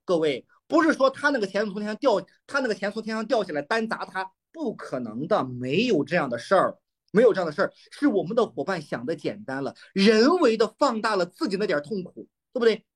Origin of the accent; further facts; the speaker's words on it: Shandong, China; 过年山东，我们山东人不是要组亲戚吗